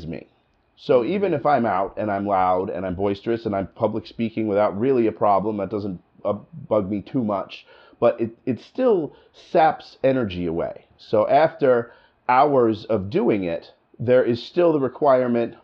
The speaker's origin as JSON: {"language": "English", "region": "New Jersey", "country": "United States", "accent": "New Jersey", "moved": "yes", "lives_now": "Michigan, United States", "said": "I live in Michigan now, and I've been there for a long time, you know, but I'm from New Jersey. And when I got here, I sounded like I was from New Jersey."}